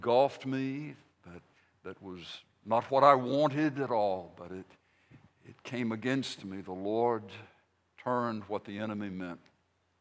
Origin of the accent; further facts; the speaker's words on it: Vicksburg, Mississippi, United States; I was born in Vicksburg, Mississippi in 1953, back before the earth's crust hardened so long ago. But I grew up in the old South, in a sense